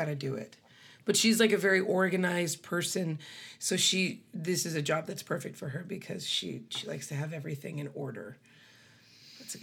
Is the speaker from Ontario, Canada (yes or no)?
no; Grande Prairie, Alberta, Canada; also born or lived in Beaverlodge, Alberta / Edmonton, Alberta; It's outside of Grand Prairie, but I was raised in Grand Prairie. But yeah, born in Beaver Lodge.